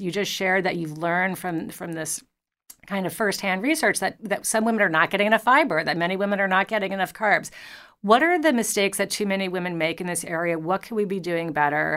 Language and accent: English; New York, United States; I'm a New Yorker